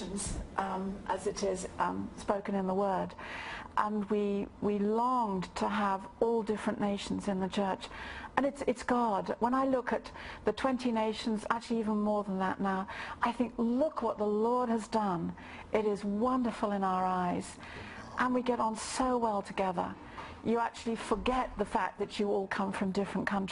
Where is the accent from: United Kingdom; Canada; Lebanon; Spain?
United Kingdom; Oxford, South East England; moved away as an adult; also born or lived in Tulsa, Oklahoma; I was born and bred in Oxford